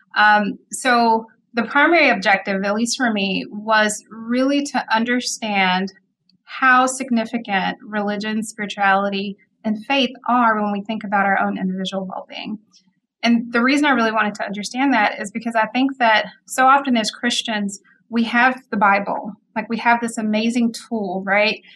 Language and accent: English; Mississippi, United States; moved away as an adult; also born or lived in Memphis, Tennessee / Fort Carson, Colorado; now in Madison, United States; I'm originally from Mississippi, and so I grew up in Mississippi.